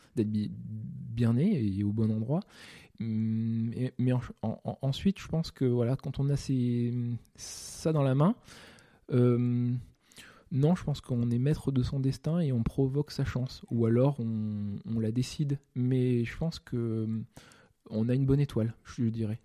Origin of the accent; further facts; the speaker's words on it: France; je suis né en France